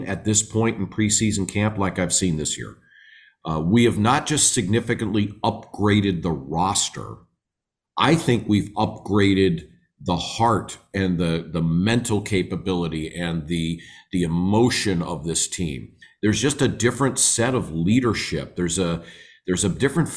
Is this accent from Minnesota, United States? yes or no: yes; Minnesota, United States; now in Flagstaff, United States; I'm a Midwestern boy. I'm from Minnesota originally